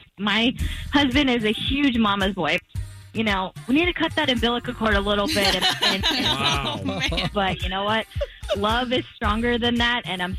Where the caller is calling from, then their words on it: Winter Garden, Florida, United States; I'm from Winter Garden.